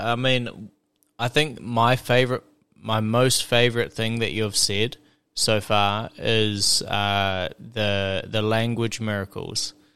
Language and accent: English; South Island, New Zealand; I'm from the the southern the South Island in New Zealand